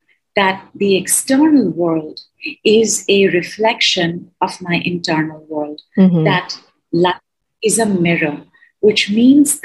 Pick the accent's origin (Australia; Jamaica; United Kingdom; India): India; I am from India